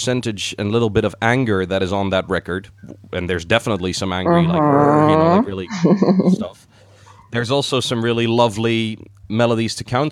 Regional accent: Netherlands; I'm from the Netherlands

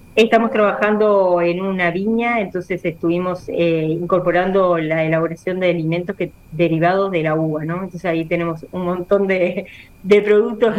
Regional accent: Montevideo, Uruguay; moved away; also born or lived in La Paz, Colonia; soy oriunda de Montevideo

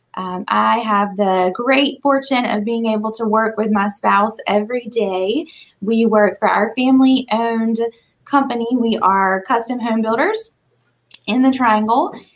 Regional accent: Eastern North Carolina, United States; moved away as an adult; now in Raleigh, United States; I'm originally from Eastern North Carolina. Uh, moved to Raleigh for college, met my husband here.

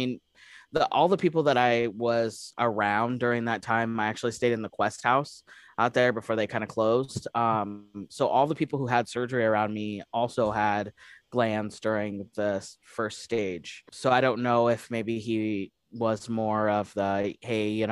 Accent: Colorado Springs, Colorado, United States; now in Nebraska, United States; I was raised in Colorado Springs

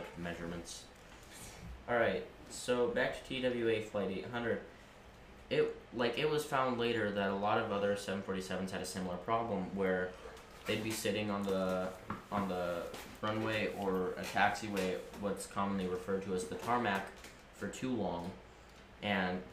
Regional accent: United States; here in America

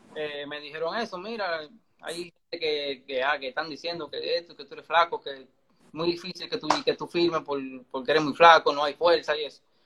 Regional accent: Santo Domingo Este, Distrito Nacional, Dominican Republic; also born or lived in Pantoja; Yo nací en Los Minas, en la, en la maternidad de Los Minas

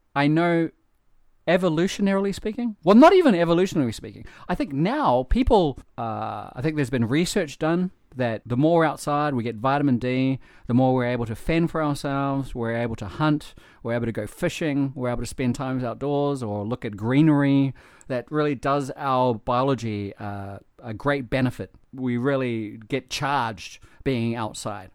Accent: New Zealand; growing up in New Zealand

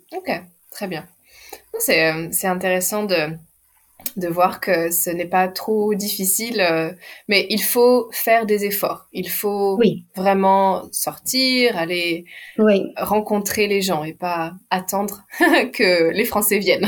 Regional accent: France; Je suis française et mon mari est anglais

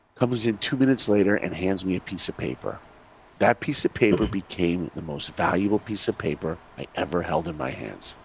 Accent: New York, United States; I grew up in New York

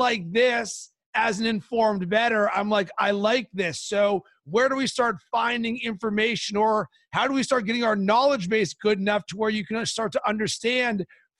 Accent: Pittsburgh, Pennsylvania, United States; now in Chicago, United States; I'm from Pittsburgh and I live in Chicago.

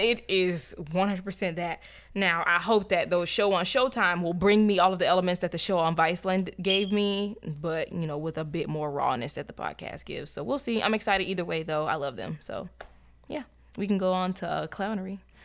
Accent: Tampa, Florida, United States; I'm from Tampa. I speak like somebody who's fucking from Tampa

